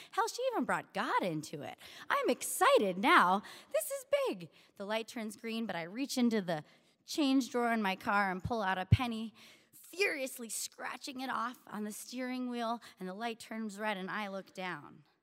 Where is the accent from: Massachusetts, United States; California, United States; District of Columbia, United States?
District of Columbia, United States; Washington; moved away as an adult; also born or lived in Syracuse, New York; I grew up in Washington, D C, went to school at Syracuse University